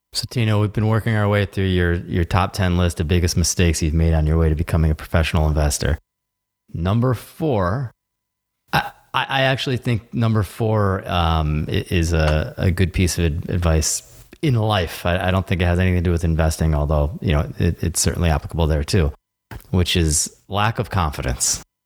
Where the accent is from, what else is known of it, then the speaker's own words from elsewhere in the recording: United States; as an American